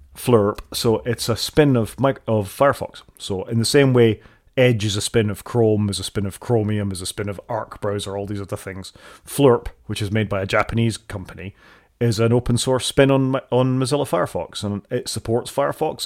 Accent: Scotland, United Kingdom; accent: Scottish; my accent

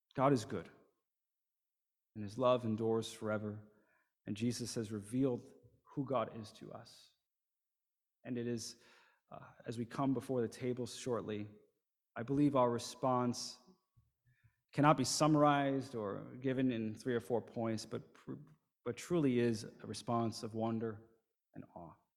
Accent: New Jersey, United States; moved away as an adult; also born or lived in Shanghai, China; I grew up in the United States, in New Jersey, not too far south of here, um, kind of in the vicinity of New York City

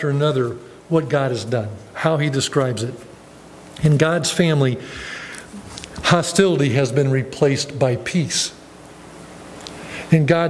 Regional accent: Ohio, United States; moved away as an adult; my hometown, about 5 hours down in Ohio from here

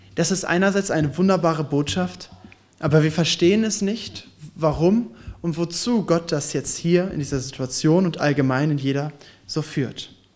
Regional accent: Ostbevern, North Rhine-Westphalia, Germany; also born or lived in Warendorf; now in Giessen, Germany; Ich komme jetzt aus Gießen, aber tatsächlich äh, komme ich ursprünglich aus Ostbevern

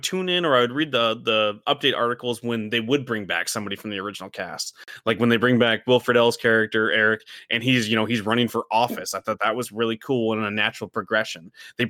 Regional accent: Midwest, United States; We grew up in the Midwest and like we don't relate to the city.

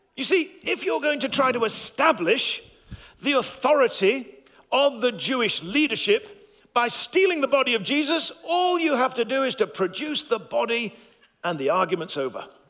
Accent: England, United Kingdom; my voice may become a little bit posher as an Englishman

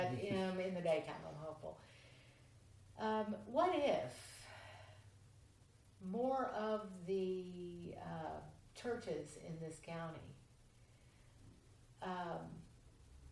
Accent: Port Royal, Kentucky, United States; the church that I grew up in Port Royal

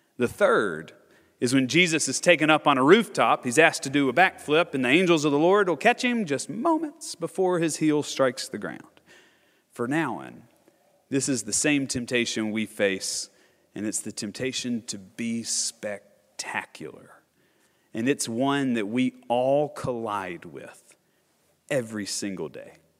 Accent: Nashville, Tennessee, United States; I'm born and raised in Nashville or just right outside of Nashville

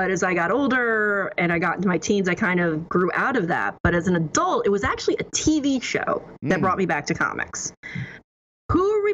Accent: New Jersey, United States; moved away; I'm originally from New Jersey

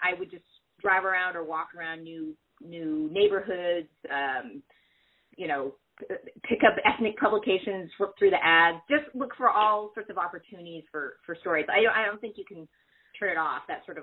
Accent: United States; born or raised there

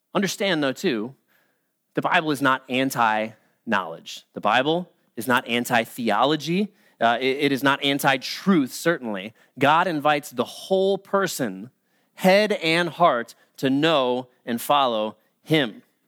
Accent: United States; as Christians, maybe even particularly as American Christians

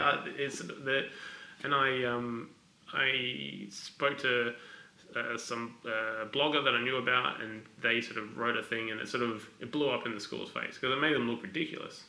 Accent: Adelaide, South Australia, Australia; also born or lived in Glasgow; grew up in Adelaide

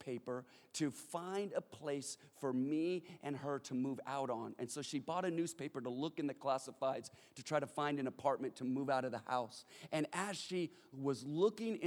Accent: California, United States; we live in Los Angeles and that we're from California

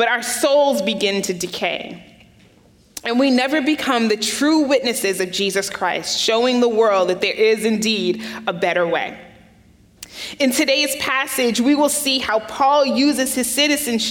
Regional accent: United States; I was born and raised in America, and this was pretty much all I knew

